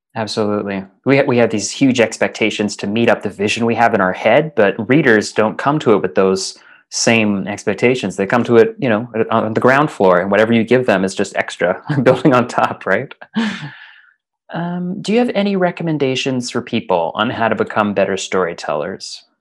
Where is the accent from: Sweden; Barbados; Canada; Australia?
Canada; Calgary, Alberta; moved away as an adult; now in Scotland; back home to Calgary uh, Alberta